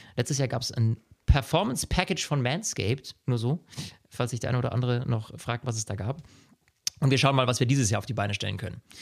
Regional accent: Germany; bei uns in Deutschland

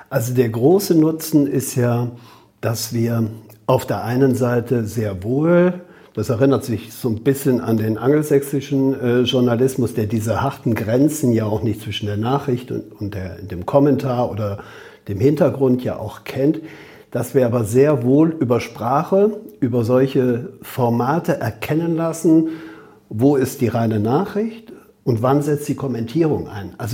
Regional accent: Rhineland, Germany; Also wer mich dann als Rheinländer kennt, weiß, dass der Rheinländer ja an sich ohne Punkt und Komma redet.

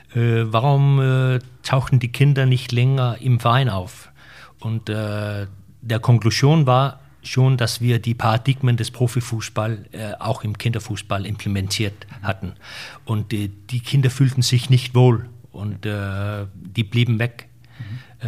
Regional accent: Denmark; wir mittlerweile auch in Dänemark

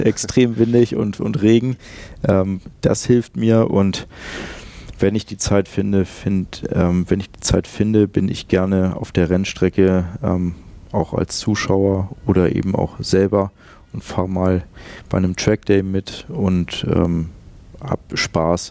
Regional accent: Lüneburg, Lower Saxony, Germany; moved away as an adult; also born or lived in Hamburg; ich bin in der Hansestadt Lüneburg aufgewachsen und auch geboren. Ähm, und dort habe ich die ersten 23 Jahre meines Lebens verbracht

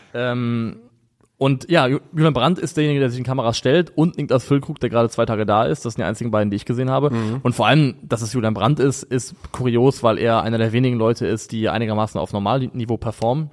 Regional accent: Rhine area, Germany; als jemand, der am Rhein aufgewachsen ist

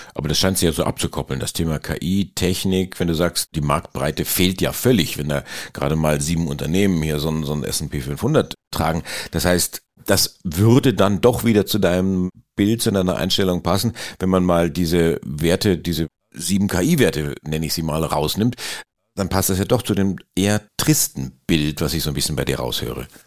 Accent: Bavaria, Germany; Das sage ich jetzt als Bayer

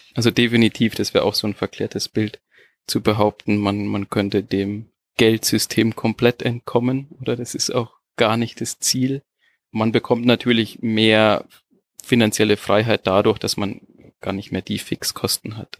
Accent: Germany; moved away as an adult; now in Portugal; wir kommen ja aus, aus Deutschland, wir hatten ja eine schöne Wohnsituation.

